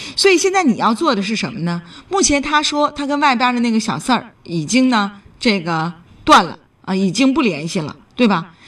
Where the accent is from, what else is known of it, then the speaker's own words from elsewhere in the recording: Northeast China, China; accent: Northeastern (Dongbei) dialect; 我们东北话没有